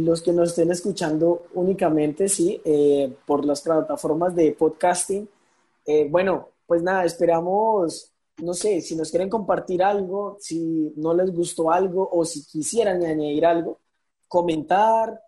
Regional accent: Arauca, Colombia; yo soy de acá de Arauca

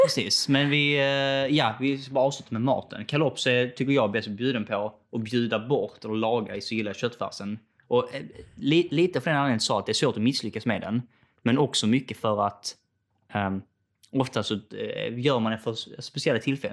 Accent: Skåne, Sweden; accent: Scanian; när jag pratar själv och hör mig själv prata så tycker jag inte det är skånska

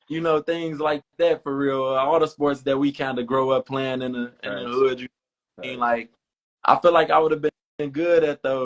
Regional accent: Harvey, Illinois, United States; I was born and raised on in the south suburbs of Chicago. So I'm from Harvey

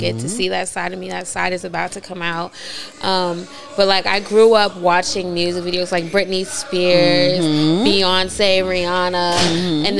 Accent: Washington, District of Columbia, United States; I'm from DC.

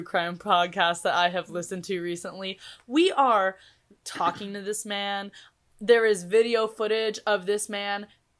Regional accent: Kansas City, United States; We're like, Kansas City.

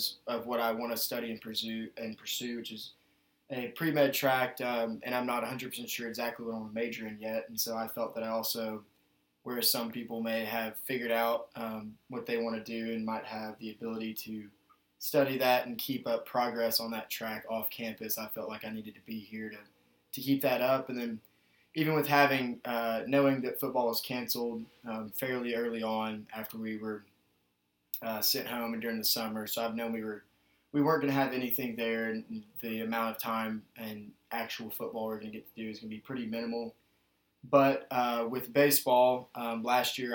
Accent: Nashville, Tennessee, United States; moved away as an adult; now in Middlebury, United States; I'm from Nashville, Tennessee, and found my way up here to Middlebury College

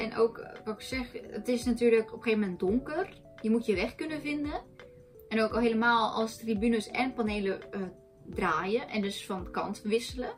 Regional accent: Netherlands; wij komen uit Nederland, wij hebben hier andere historische verhalen

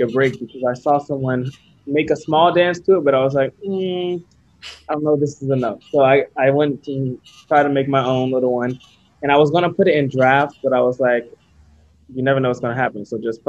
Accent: Sarasota, Florida, United States; moved away as an adult; now in New York City, United States; I'm from Sarasota, Florida.

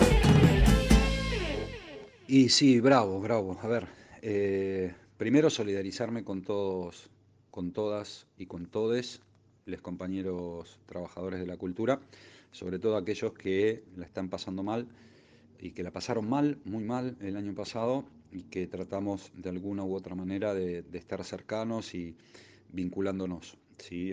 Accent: Buenos Aires, Argentina; nuestra ciudad natal, esta querida Buenos Aires

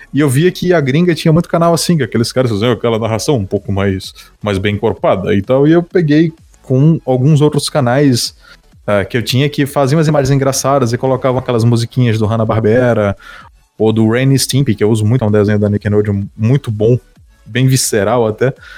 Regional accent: Northeast Region, Brazil; eu sou da região do Nordeste

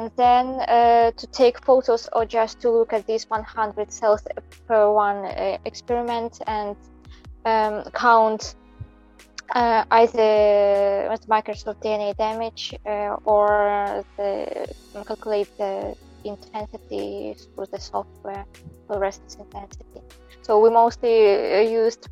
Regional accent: Belarus; first language Belarusian; English is a second language; moved away as an adult; now in Japan; I'm from Belarus

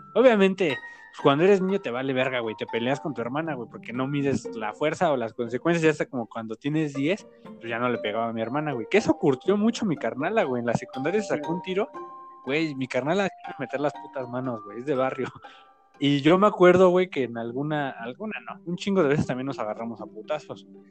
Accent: State of Mexico, Mexico; Tengo 25 y este, pues crecí en el Estado de México

